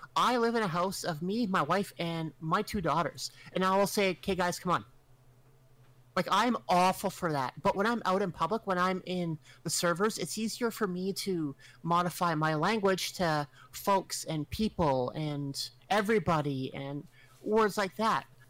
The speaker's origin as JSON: {"language": "English", "country": "Canada", "said": "I'm Canadian and we are sheltered. We live in a frozen wasteland."}